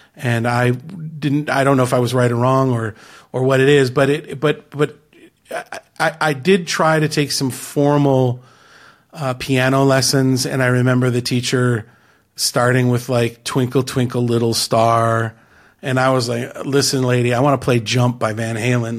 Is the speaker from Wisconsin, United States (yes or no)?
yes; Mequon, Wisconsin, United States; I grew up just north of Milwaukee, Wisconsin, uh, in a little city. Well, it's not so little, but it's, it's a northern suburb called Mequon